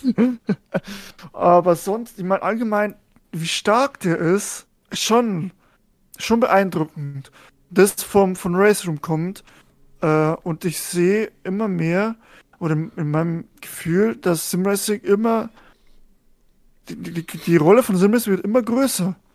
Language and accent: German; Germany; als Deutscher